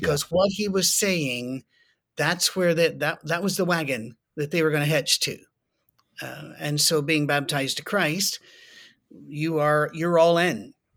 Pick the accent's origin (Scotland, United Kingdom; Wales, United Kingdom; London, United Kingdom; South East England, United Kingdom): Scotland, United Kingdom; I'm Scottish